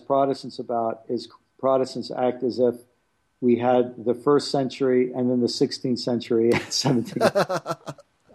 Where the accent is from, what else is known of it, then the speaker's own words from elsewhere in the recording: United States; especially as American Christians